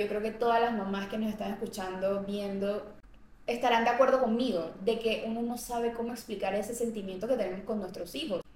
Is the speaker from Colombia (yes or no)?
yes; Colombia; moved away